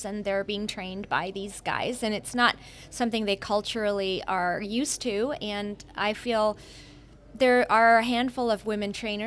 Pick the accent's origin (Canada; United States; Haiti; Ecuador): Canada; Brockville, Ontario; moved away; also born or lived in Germany / India; I went back to small town Ontario, small town I grew up in called Brockville